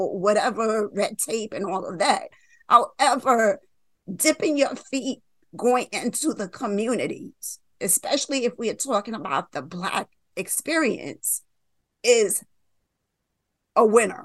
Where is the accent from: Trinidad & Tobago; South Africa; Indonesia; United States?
United States; New York; I'm from New York